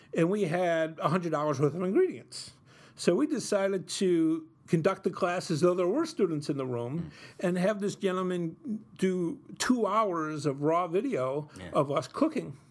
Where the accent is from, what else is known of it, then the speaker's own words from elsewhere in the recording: Utica, New York, United States; when I was growing up in Utica in the 70s and 80s, we struggled financially